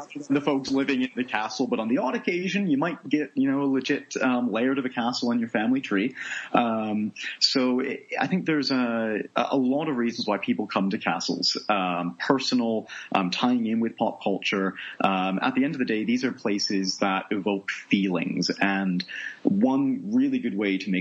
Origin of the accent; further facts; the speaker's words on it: Toronto, Ontario, Canada; moved away as an adult; also born or lived in Nova Scotia / Edinburgh, Scotland; now in Scotland; I'm originally from Canada, born in Nova Scotia in the East Coast. I grew up for most of my life in the suburbs around Toronto, so the greater Toronto area